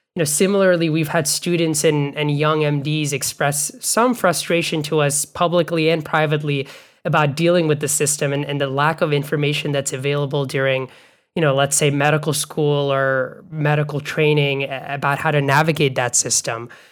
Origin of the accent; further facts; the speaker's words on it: Bangladesh; now in United States; where I grew up in Bangladesh